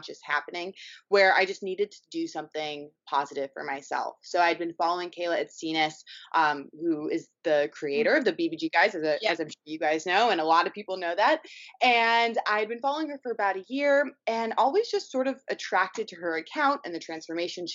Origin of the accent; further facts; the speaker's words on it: New York City, New York, United States; moved away as an adult; also born or lived in Los Angeles; I grew up in New York City, went to school in Los Angeles at USC, studied fine art.